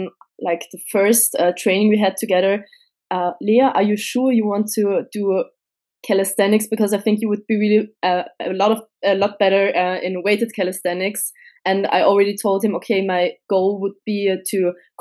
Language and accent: English; Vienna, Austria; I come from Austria, from Vienna.